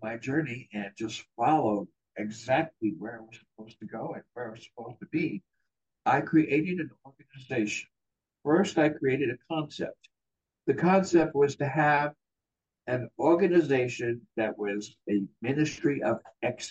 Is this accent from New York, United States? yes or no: yes; New York City, New York, United States; now in California, United States; I'm originally from New York. I was born in Brooklyn, New York.